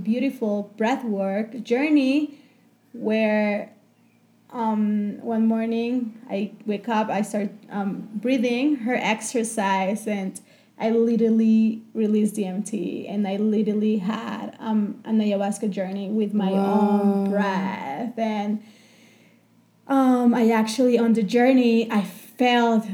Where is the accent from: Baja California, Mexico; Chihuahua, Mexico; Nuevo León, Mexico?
Chihuahua, Mexico; moved away as an adult; also born or lived in New York; I grew up in Mexico, in Chihuahua, in the north part, and I just left my house and my comfort zone when I was 18 just to travel the world